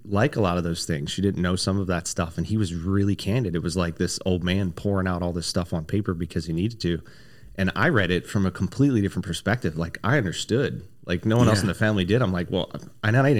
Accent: Dover, Delaware, United States; moved away as an adult; I was born and raised in Dover, Delaware

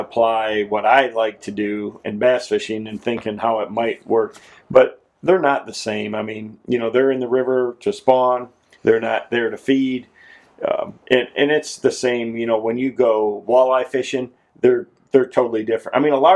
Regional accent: Michigan, United States; moved away; I grew up doing it in Michigan.

